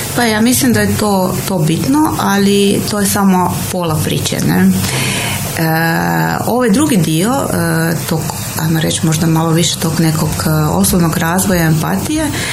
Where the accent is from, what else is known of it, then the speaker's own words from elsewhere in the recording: Slovenia; now in Croatia; ja sam Slovenka